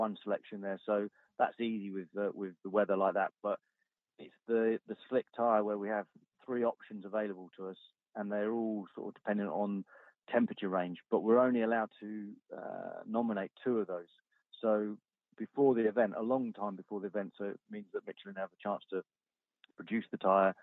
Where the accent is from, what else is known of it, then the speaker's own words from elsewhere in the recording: United Kingdom; as a British driver